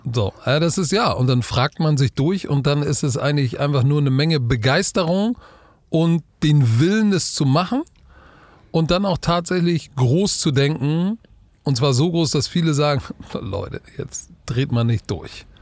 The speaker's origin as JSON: {"language": "German", "region": "Hamburg", "country": "Germany", "said": "als Hamburger"}